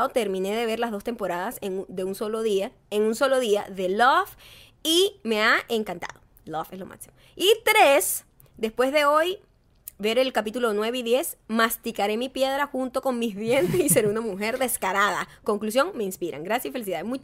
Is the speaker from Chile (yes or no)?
no; Venezuela; now in Spain; Soy venezolana viviendo en España hace siete meses